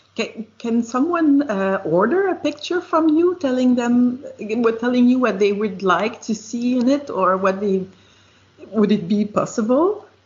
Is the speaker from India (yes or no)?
no; Quebec City, Quebec, Canada; I'm from Quebec City too